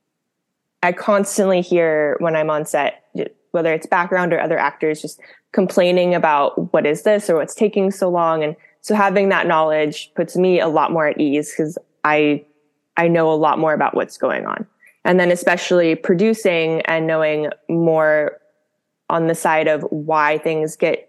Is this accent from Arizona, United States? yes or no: yes; Scottsdale, Arizona, United States; now in Los Angeles, United States; I grew up in Scottsdale, Arizona